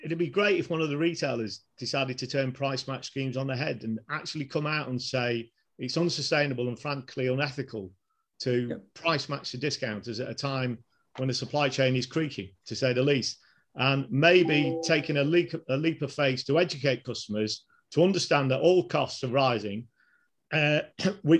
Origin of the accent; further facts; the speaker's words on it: Cambridge, East of England, United Kingdom; my hometown, Cambridge